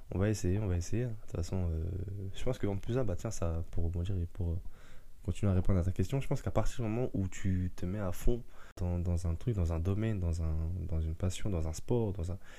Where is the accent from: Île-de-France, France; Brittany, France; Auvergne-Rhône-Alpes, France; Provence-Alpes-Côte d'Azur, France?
Île-de-France, France; Paris suburbs; also born or lived in Mayotte; je suis né à Mayotte. je suis arrivé en France vers l'âge d'un an et demi, deux ans. Et puis après, voilà, j'ai grandi dans la banlieue parisienne